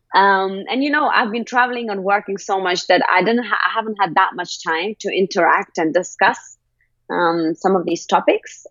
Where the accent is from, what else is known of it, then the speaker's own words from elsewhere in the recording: Kabul, Afghanistan; I'm actually from Afghanistan. I was born in Kabul in 93.